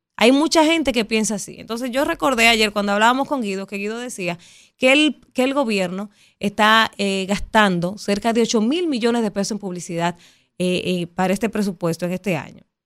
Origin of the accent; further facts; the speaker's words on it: Dominican Republic; nosotros los dominicanos